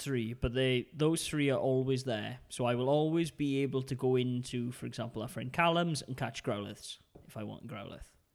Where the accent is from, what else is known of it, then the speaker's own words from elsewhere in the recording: United Kingdom; now in Denmark; being British